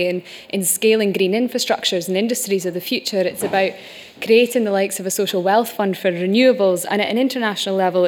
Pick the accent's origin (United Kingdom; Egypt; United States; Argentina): United Kingdom; Shetland Islands, Scotland; I'm from the Shetland Islands, we're an oil community